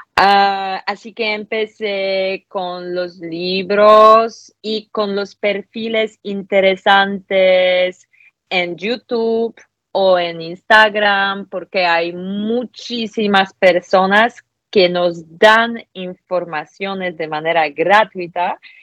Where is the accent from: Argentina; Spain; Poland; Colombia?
Poland; Spanish is a second language; soy polaca